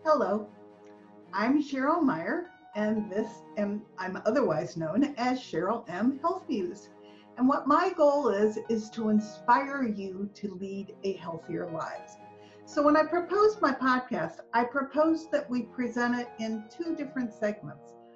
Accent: East Coast, United States; I grew up on the East Coast

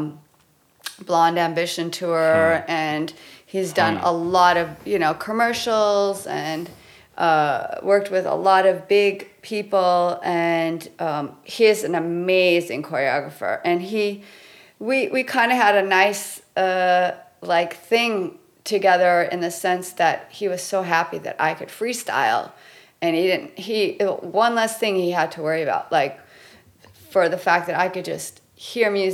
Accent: Los Angeles, California, United States; born and raised in Los Angeles my whole life.

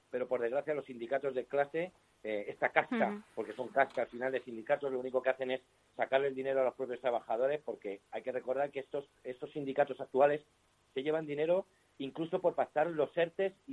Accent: Spain; lo único que tenemos en común es que somos eh, españoles, nos consideramos españoles y patriotas y somos anticomunistas.

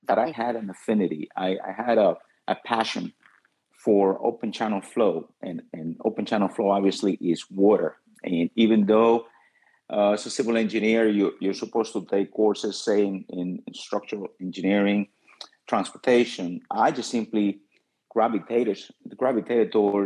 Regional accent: Dominican Republic; also born or lived in New York / Miami-Dade County; now in Miami, United States; as a child, I was born in the Dominican Republic

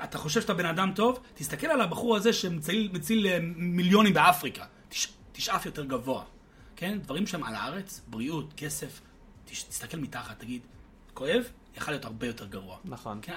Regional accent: United States; now in Israel; בתור אמריקאי שגדלתי בארצות הברית

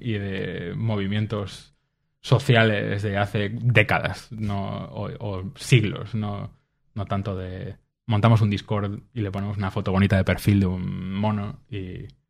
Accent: Vigo, Galicia, Spain; yo soy de Vigo

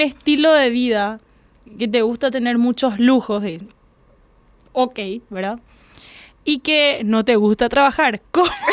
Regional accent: Fernando de la Mora, Central, Paraguay; yo soy Fernando de la Mora

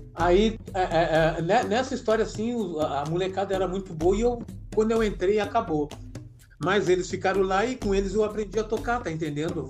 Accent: Porto Alegre, Rio Grande do Sul, Brazil; now in Florianópolis, Brazil; Eu sou natural de Porto Alegre

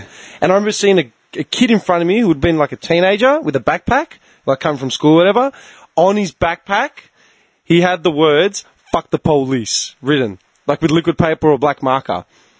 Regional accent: Clayton, Victoria, Australia; also born or lived in Noble Park; I grew up in Clayton. Like, my first memories are Noble. Clayton.

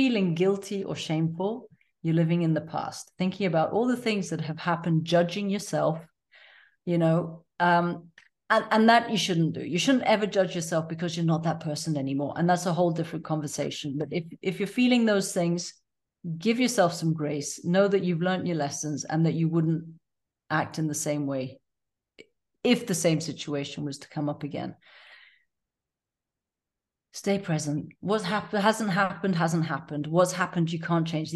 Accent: Tanzania; I was born and raised in Tanzania

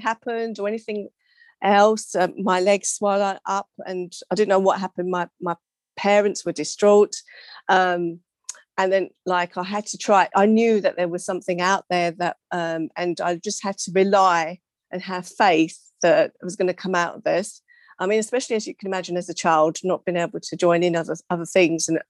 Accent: England, United Kingdom; also born or lived in London; I was born to Mauritian parents from Mauritius, immigrant. I was born in England.

